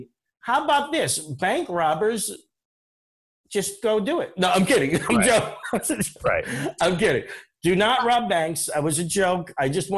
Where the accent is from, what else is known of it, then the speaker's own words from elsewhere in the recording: Johnstown, Pennsylvania, United States; moved away; also born or lived in New Jersey; Johnstown, Pennsylvania, my hometown.